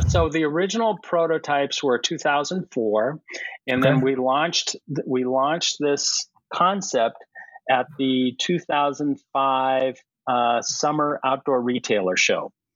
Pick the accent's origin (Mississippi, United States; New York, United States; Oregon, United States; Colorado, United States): Colorado, United States; moved away as an adult; now in Boston area, United States; I grew up in Colorado